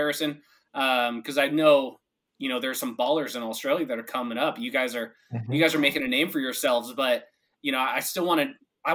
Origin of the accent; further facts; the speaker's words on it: Seattle, Washington, United States; I'm from Washington still, but I came from Seattle